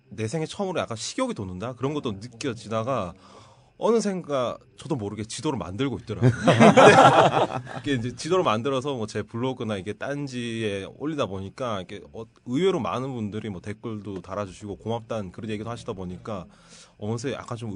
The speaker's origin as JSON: {"language": "Korean", "town": "Gyeongju", "region": "North Gyeongsang", "country": "South Korea", "tie": "born or raised there", "said": "저 고향은 경주입니다. 경주."}